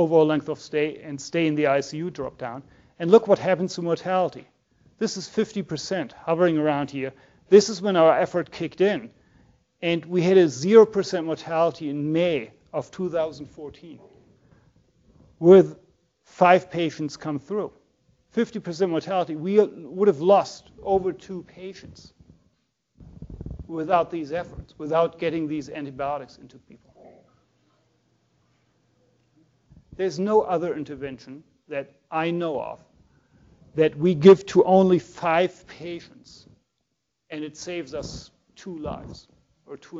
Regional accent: Germany; moved away; I'm from Germany

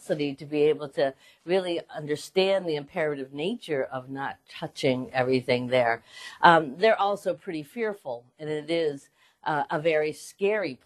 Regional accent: Western Massachusetts, United States; moved away as an adult; also born or lived in Boston, Massachusetts; now in Philadelphia, United States; I grew up in Western Mass.

